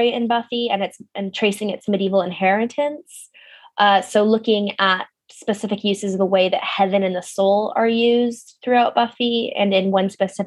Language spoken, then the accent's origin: English; Pasadena, California, United States; moved away; my hometown of Pasadena, California